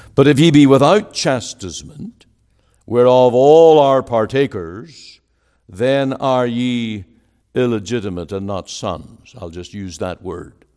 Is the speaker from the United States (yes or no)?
no; Northern Ireland, United Kingdom; moved away as an adult; now in Surrey, Canada; I was born in Northern Ireland.